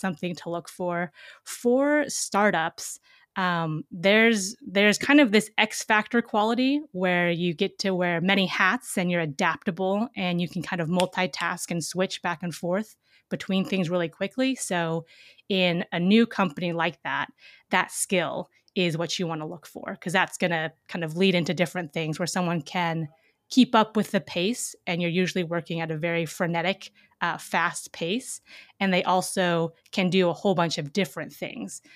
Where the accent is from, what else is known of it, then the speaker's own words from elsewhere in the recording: Seattle, Washington, United States; I grew up in Seattle, Washington